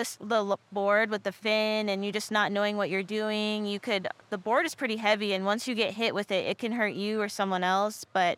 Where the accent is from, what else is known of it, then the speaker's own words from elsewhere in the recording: Texas, United States; also born or lived in Michigan; now in Hawaii, United States; I grew up between Texas and Michigan, two very extremes.